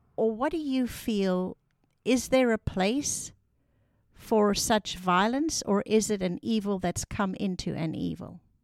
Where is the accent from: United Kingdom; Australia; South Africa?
South Africa; moved away; I am South African living in a new homeland, Afrikaans culture moving into an English space.